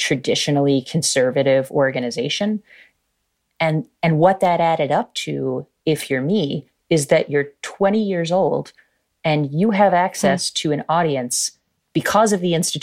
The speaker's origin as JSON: {"language": "English", "region": "New Jersey", "country": "United States", "tie": "born or raised there", "said": "I grew up middle class in South Jersey"}